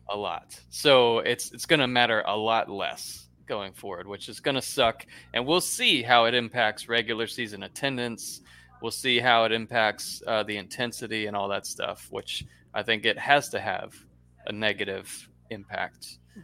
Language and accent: English; Florida, United States; I'm from Florida